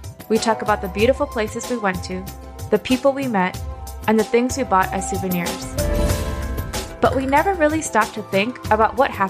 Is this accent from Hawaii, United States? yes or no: yes; Hawaii, United States; moved away; I'm born and raised in Hawaii.